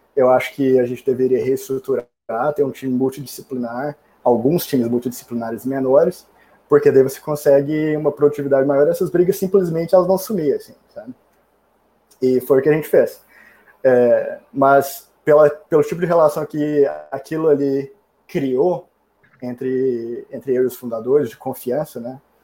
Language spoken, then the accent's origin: Portuguese; Brazil; also born or lived in New York, United States; now in Austin, United States; como bom brasileiro que adora um calorzinho